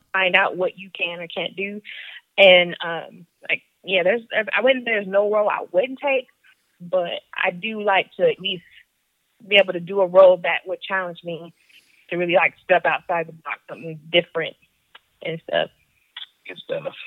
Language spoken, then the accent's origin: English; Germany; moved away; I grew up in Germany